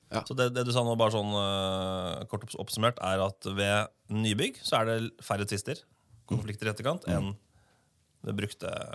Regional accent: Åsgårdstrand, Vestfold og Telemark, Norway; Jeg er fra Åsgårdstrand utafor Tønsberg.

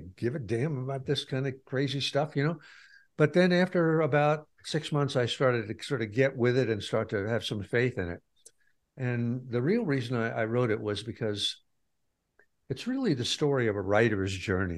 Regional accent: Pleasantville, New York, United States; moved away; The town I g, I grew up in was Pleasantville

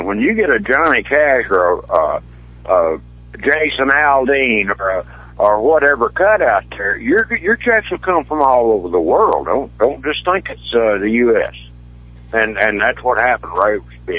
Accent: East Tennessee, United States; moved away; I grew up in a beautiful small town in East Tennessee

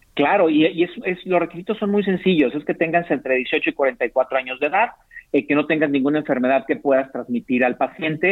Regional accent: Mexico; nuestra diversidad étnica como mexicanos

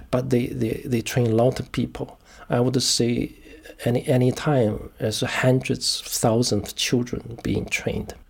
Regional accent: China; moved away as an adult; now in United Kingdom; I was born in China

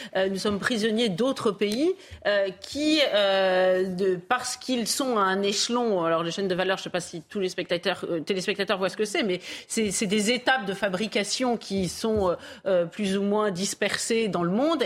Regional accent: Paris, Île-de-France, France; j'ai vécu enfant à Paris

